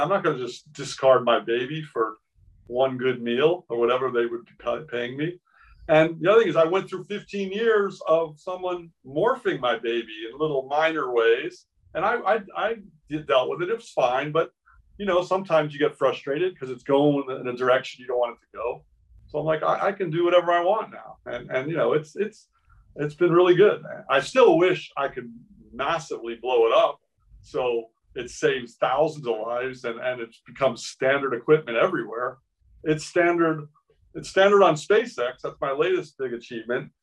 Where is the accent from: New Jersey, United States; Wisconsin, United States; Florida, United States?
Florida, United States; Miami; moved away; I grew up in Miami